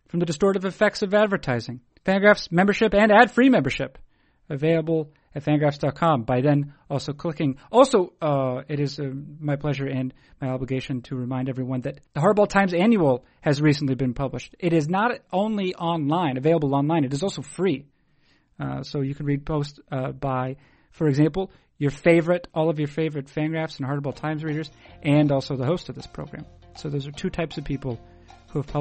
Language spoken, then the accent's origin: English; Concord, United States; growing up in Concord, I feel like a lot of people worked for a local distributor.